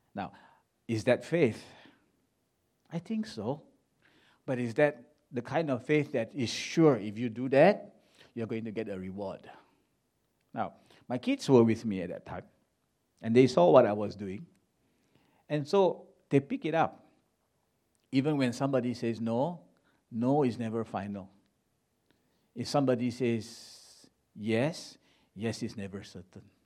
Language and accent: English; Ipoh, Perak, Malaysia; moved away; this little city in Malaysia called Ipoh. That's my hometown